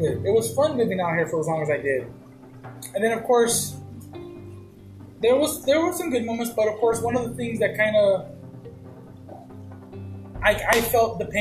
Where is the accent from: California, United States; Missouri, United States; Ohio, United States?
California, United States; Mendota; I'm from Mendota